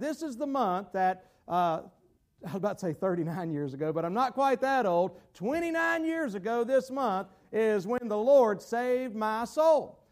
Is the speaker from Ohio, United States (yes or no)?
no; Gastonia, North Carolina, United States; my hometown in Gastonia, North Carolina